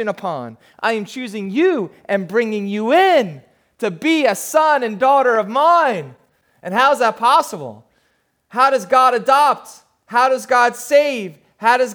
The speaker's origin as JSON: {"language": "English", "region": "New Jersey", "country": "United States", "tie": "born or raised there", "said": "I grew up down in South Jersey"}